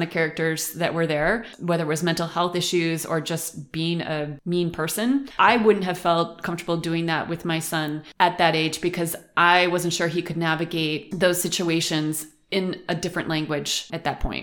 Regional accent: Western New York, United States; moved away as an adult; now in Germany; I am from Western New York

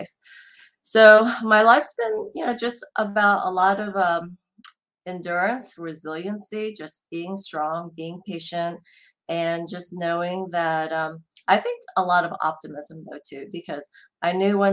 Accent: New Jersey, United States; also born or lived in South Korea; now in Atlanta, United States; I grew up in New Jersey, but I've lived more than half my life in Atlanta now

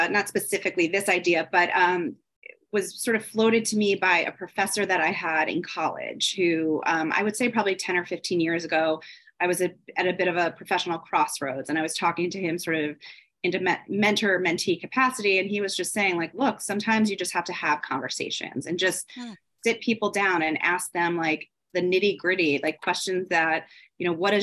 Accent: Philadelphia, Pennsylvania, United States; moved away as an adult; also born or lived in North Carolina; now in New York City, United States; I was raised in Philadelphia

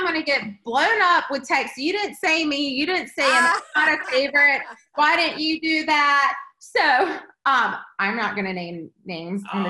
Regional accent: Eastern North Carolina, United States; I grew up on the eastern part of North Carolina

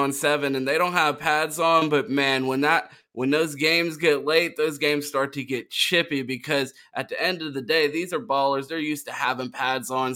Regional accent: Pittsburgh, Pennsylvania, United States; I'm from Pittsburgh

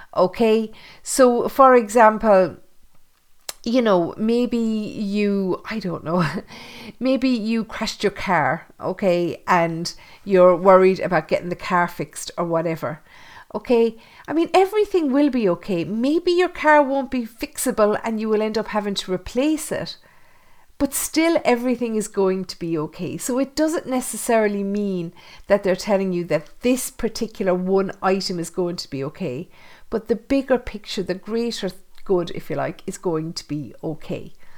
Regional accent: Thurles, Munster, Ireland; my hometown of Thurles

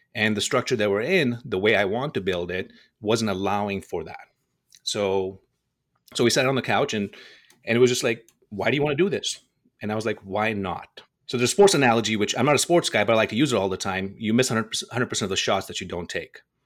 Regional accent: Dubai, United Arab Emirates; moved away as an adult; also born or lived in India; now in Las Vegas, United States; I was born in India, and I was raised in Dubai

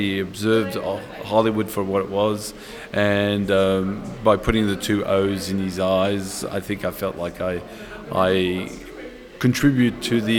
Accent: Vienna, Austria; born there; because I was born in Vienna, my father's born in Breslau, my father lived in Vienna

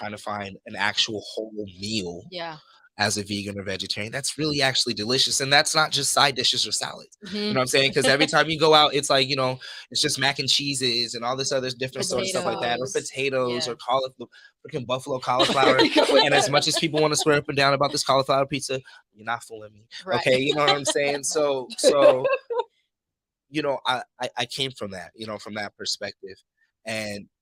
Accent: Los Angeles, California, United States; also born or lived in Compton, California / Santa Monica, California; I'm from Compton originally. And my mom moved me to Santa Monica

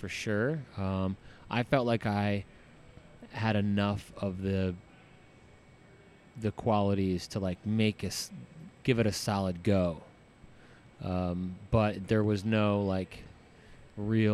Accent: New Jersey, United States; moved away as an adult; also born or lived in Florida Keys / Colorado; I grew up in New Jersey and. You know, graduated high school there

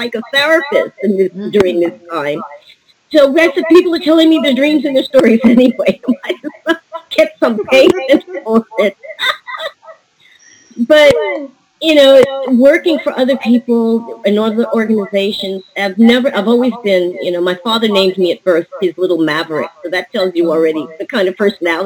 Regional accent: New York, United States; moved away as an adult; I'm a New Yorker

